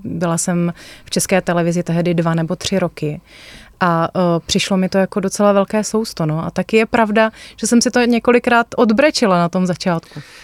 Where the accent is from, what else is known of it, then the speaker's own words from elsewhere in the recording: Moravia, Czechia; jsme z Moravy